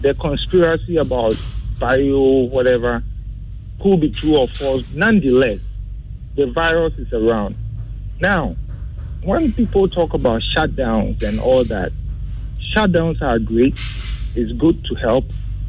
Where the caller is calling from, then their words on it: Tesano, Greater Accra, Ghana; I'm calling from Tesano.